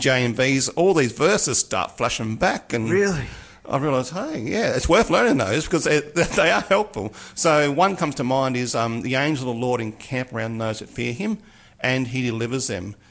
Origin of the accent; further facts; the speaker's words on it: Mildura, Victoria, Australia; growing up on the Murray in Mildura, where I grew up